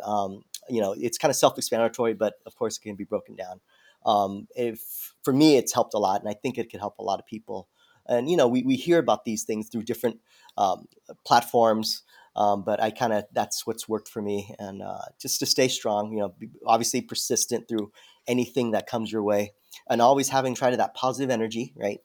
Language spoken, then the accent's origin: English; San Diego, California, United States; I'm from San Diego originally.